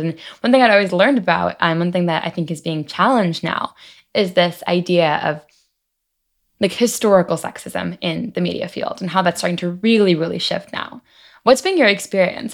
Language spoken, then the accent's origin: English; Long Island, New York, United States; I'm also from Long Island, also was a high holiday Jew growing up